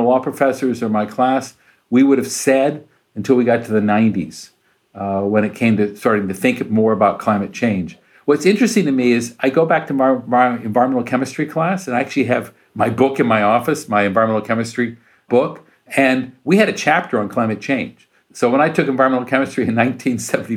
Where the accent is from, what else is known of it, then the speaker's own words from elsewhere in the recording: Urbana, Illinois, United States; moved away; my hometown school, University of Illinois, Urbana, Illinois, where I grew up